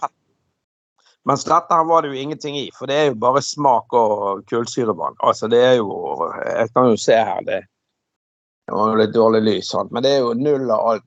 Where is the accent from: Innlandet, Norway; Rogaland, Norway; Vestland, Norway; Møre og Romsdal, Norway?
Vestland, Norway; Bergen; jeg vokste opp hjemme på Laksevåg i gamle dager